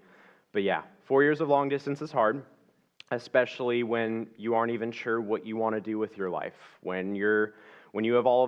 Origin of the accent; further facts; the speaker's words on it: Ventura, California, United States; I was born and raised here in Ventura, California. I'm 25 years old.